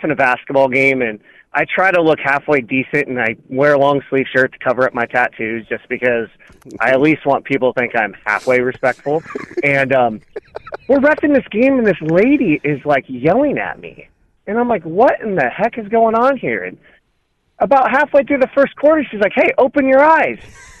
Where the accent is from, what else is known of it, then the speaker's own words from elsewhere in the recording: South Korea; born there; tell I'm Asian. Like, I was born in Korea. You can tell I'm Asian.